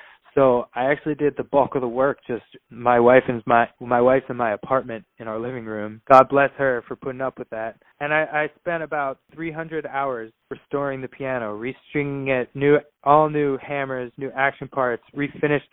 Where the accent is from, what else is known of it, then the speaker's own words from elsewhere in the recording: Pittsburgh, Pennsylvania, United States; growing up in Pittsburgh